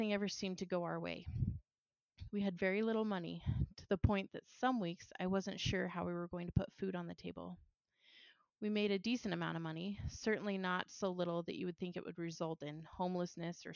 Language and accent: English; Washington, United States; also born or lived in Boise, Idaho; my home state, Washington